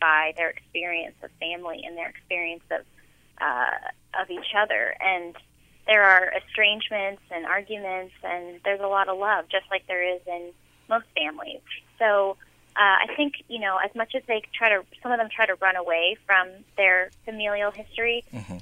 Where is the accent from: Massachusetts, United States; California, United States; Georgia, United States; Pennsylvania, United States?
California, United States; San Francisco; I grew up in San Francisco